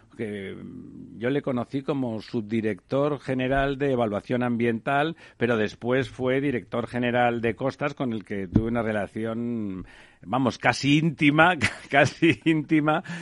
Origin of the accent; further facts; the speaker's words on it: Barcelona, Catalonia, Spain; now in Madrid, Spain; yo soy de, Barcelona, aunque ya estoy em, adoptado de Madrid